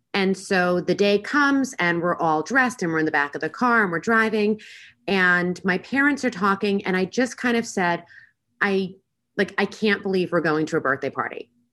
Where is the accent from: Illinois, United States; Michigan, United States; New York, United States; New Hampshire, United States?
New York, United States; Long Island; now in Las Vegas, United States; I was originally born and raised on Long Island in New York